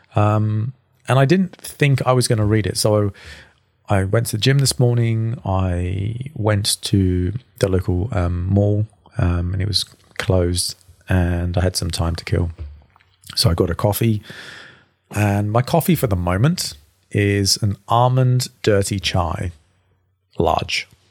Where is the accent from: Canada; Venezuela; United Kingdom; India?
United Kingdom; England; now in Sydney, Australia; an Englishman